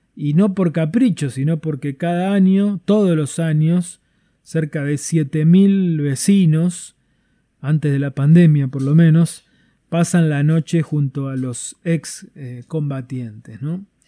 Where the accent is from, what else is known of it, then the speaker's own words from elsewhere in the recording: Tierra del Fuego, Argentina; lo que somos capaces de hacer los fueguinos